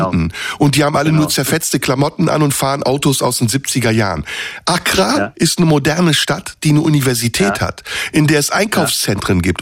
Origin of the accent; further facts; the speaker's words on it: Turkey; now in Germany; ich bin ja noch aus der Türkei